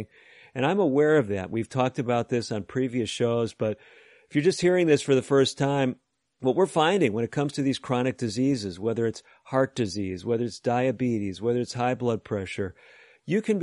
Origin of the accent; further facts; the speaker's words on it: Chicago, Illinois, United States; also born or lived in Oklahoma / northern Indiana; now in Fort Wayne, United States; I grew up actually in the Chicago area